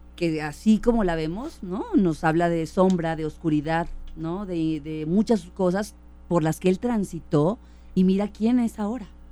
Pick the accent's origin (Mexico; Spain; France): Mexico; Ensenada, Baja California; now in Guadalajara, Mexico; yo nací en Ensenada, California